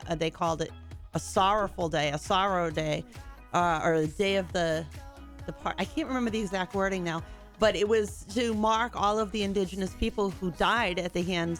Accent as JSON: {"language": "English", "town": "Plymouth", "region": "Massachusetts", "country": "United States", "tie": "born or raised there", "said": "growing up in Plymouth, Massachusetts"}